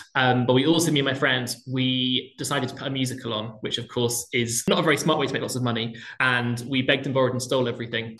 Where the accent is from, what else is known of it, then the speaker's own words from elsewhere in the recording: Plymouth, South West England, United Kingdom; I grew up in Plymouth in the southwest